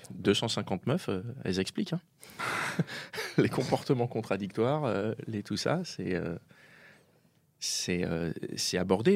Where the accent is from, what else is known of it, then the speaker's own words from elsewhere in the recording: Paris, Île-de-France, France; je suis parisien